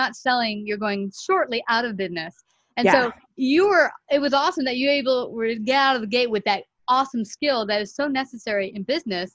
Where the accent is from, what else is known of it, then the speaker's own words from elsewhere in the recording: New York City, New York, United States; I'm from Bay Ridge, Brooklyn